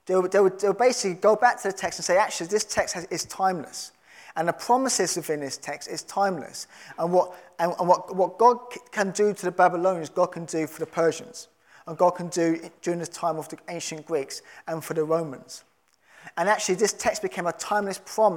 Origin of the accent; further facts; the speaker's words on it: London, United Kingdom; I'm a Londoner